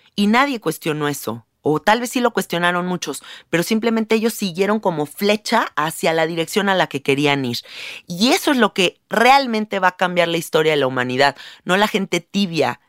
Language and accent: Spanish; Mexico; Yo vivo en un país, siendo mexicana